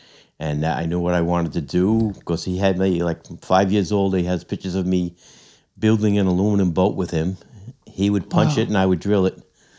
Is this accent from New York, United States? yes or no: yes; Deer Park, New York, United States; now in Mount Sinai, United States; I grew up in Deer Park.